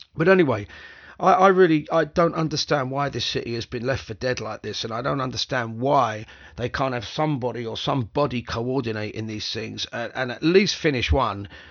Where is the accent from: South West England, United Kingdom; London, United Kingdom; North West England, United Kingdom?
London, United Kingdom; I grew up in this city. I grew up in West London